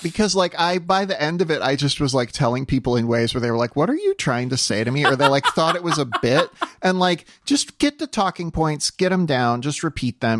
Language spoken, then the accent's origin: English; South Dakota, United States; moved away; where I grew up in South Dakota